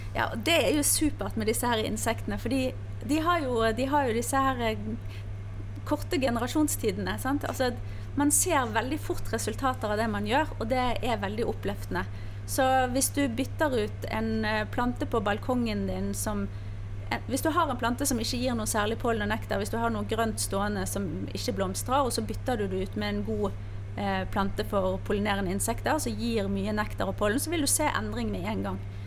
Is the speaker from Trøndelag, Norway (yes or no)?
no; Bergen, Vestland, Norway; now in Spydeberg, Norway; Jeg er bergenser, som du hører, som nå eh, holder hus i Spydeberg